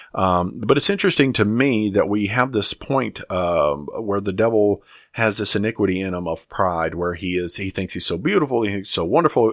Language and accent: English; the South, United States; I grew up in the South, um, in the eighties